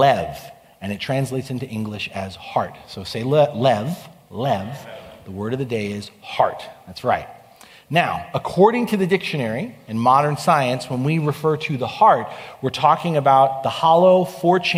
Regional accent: New York, United States; now in California, United States; I grew up on the East Coast in New York

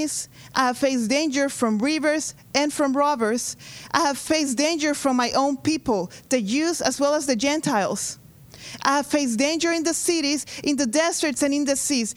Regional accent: Honduras; moved away; I am from Honduras.

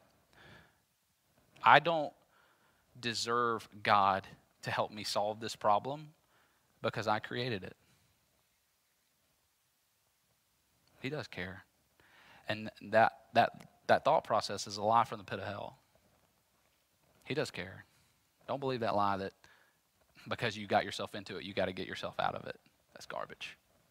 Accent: Jackson, United States; I'm from Jackson

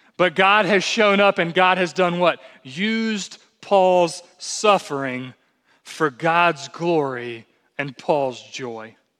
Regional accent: United States; as American, American evangelicals

